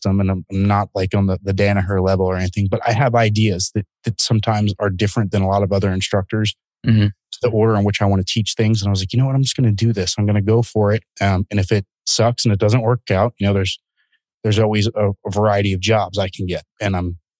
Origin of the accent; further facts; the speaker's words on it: Baltimore, Maryland, United States; moved away; Maryland, which was my hometown in Baltimore